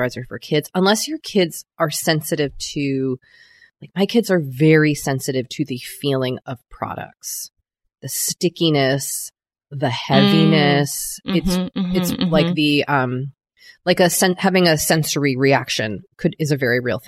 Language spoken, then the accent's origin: English; New England, United States; growing up in New England